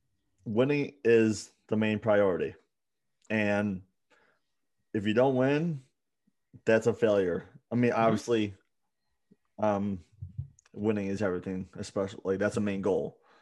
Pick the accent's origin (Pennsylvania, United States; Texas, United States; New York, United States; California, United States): New York, United States; Buffalo; you know how I'm from Buffalo